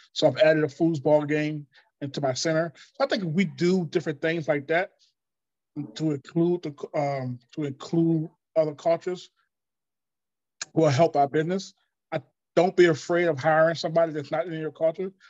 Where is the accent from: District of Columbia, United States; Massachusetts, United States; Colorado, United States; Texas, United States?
District of Columbia, United States; Washington; I'm from Washington, D.C., so we had a mixed culture back here anyway. So I grew up with Spanish